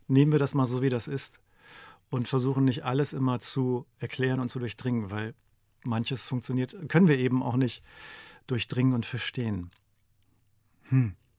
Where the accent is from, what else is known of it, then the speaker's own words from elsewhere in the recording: Lüneburg Heath, Lower Saxony, Germany; moved away as an adult; also born or lived in Magdeburg / East Frisia; ich bin ja in der Lüneburger Heide aufgewachsen